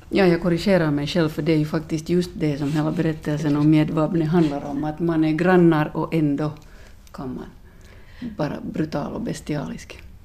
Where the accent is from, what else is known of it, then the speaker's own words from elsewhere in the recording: Finland; min bakgrund som, som finländare